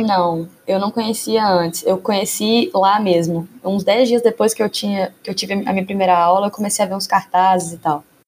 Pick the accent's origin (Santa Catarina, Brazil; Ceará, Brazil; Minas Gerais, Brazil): Minas Gerais, Brazil; Divinópolis; moved away as an adult; now in Belo Horizonte, Brazil; eu não sou de Belo Horizonte, eu sou de Divinópolis, que é uma cidade próxima aqui